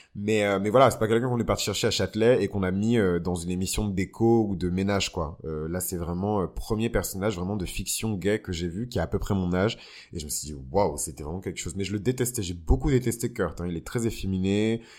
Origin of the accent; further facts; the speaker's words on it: Benin; au Bénin, mon pays d'origine